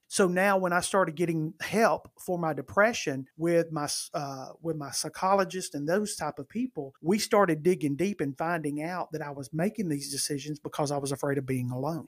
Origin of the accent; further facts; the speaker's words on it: northern Alabama, United States; moved away as an adult; now in Birmingham, United States; I have always lived in Alabama. I have not always lived in Birmingham. Birmingham, for those that may not know, is in the central part of the state. I was born and raised in the northern part